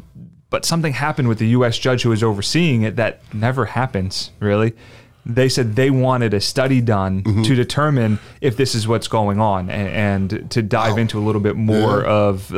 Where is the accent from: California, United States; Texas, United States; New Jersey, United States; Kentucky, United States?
New Jersey, United States; now in Florida, United States; I grew up in South Jersey.